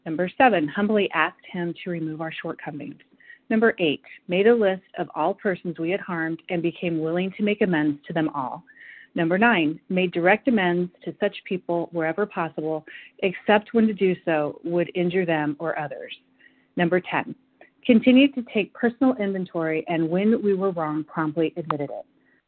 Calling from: Chicago, Illinois, United States; I'm calling in from Chicago, Illinois.

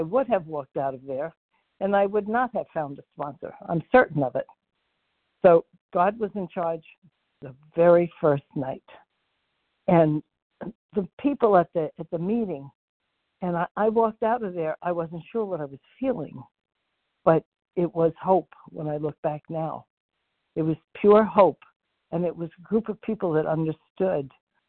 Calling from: Florida, United States; Okay, F is in Frank, and I am in Florida.

